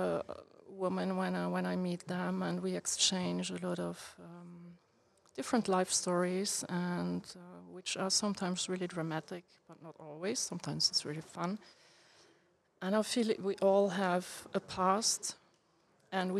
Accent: Luxembourg; English is a second language; also born or lived in Brussels; I was born in Luxembourg. I live here too

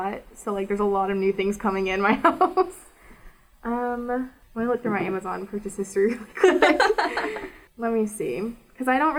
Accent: Frisco, Texas, United States; moved away as an adult; now in Nashville, United States; I'm originally from Frisco, Texas, which is outside Dallas, but about 2 years ago, we relocated to Nashville.

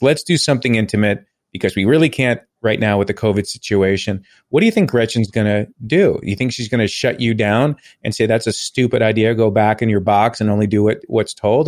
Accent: Long Island, New York, United States; I grew up on Long Island

